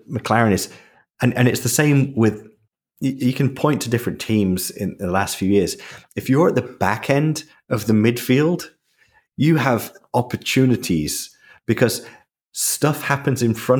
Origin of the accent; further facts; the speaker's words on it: United Kingdom; I'm British